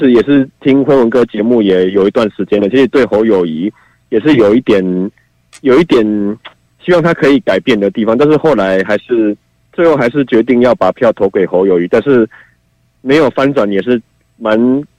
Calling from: Yunlin County, Taiwan; 喂，你好，

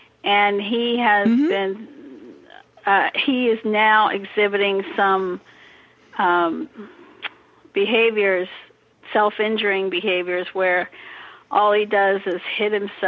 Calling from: Bandon, Oregon, United States; Bandon, Oregon.

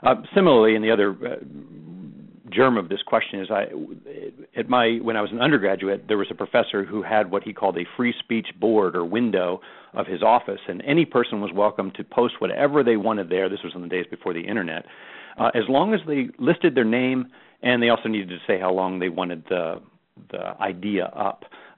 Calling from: Florida, United States; I'm calling from Florida.

